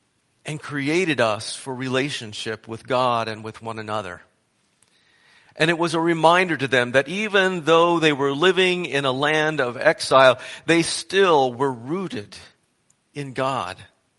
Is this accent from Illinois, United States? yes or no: yes; Marion, Illinois, United States; moved away as an adult; I'm from Marion, Illinois," personally, myself.